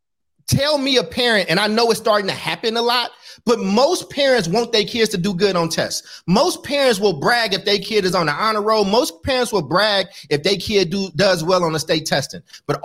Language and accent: English; Oakland, California, United States; I grew up in Oakland, California, where it's a lot of homeless people that people stepping over